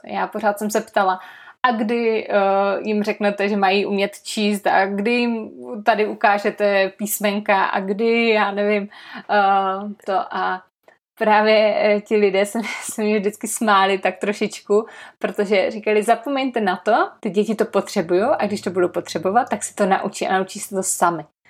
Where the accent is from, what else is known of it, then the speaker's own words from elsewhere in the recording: Czechia; My v Česku